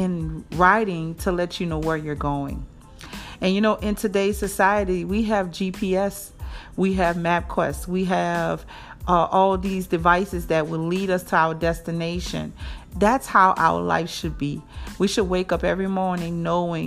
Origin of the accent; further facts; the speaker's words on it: New Orleans, Louisiana, United States; moved away as an adult; now in Jackson, United States; I'm from New Orleans, born and raised there. And I now reside in Jackson, Mississippi for almost 13 years.